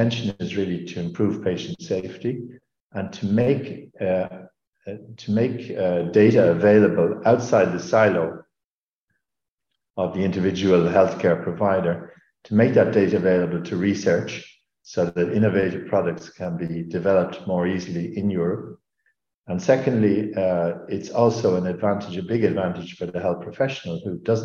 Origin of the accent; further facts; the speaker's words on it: Ireland; now in Luxembourg; in Ireland, in my home country